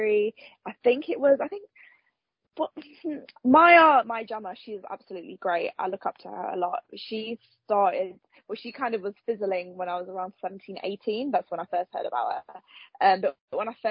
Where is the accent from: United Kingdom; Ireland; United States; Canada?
United Kingdom; Nottingham, East Midlands; I'm from Nottingham